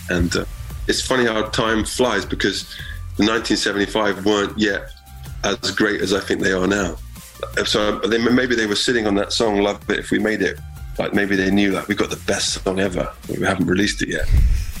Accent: Exeter, South West England, United Kingdom; moved away

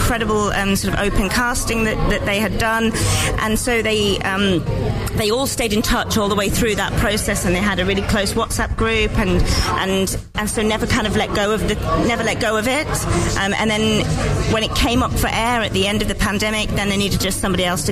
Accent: Nottingham, East Midlands, United Kingdom; I'm one of the producers, and I'm from Nottingham.

